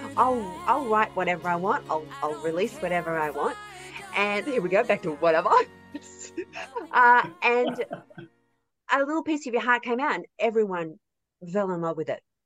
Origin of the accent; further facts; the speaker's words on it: rural New South Wales, Australia; I'm from uh, rural New South Wales, right in the heart of it. Um, it is awesome out here.